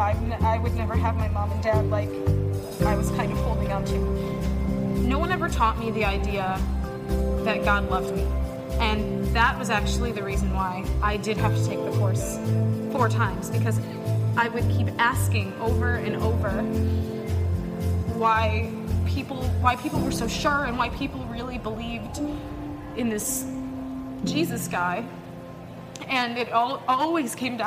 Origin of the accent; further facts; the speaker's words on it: Chicago, Illinois, United States; I'm from Chicago, Illinois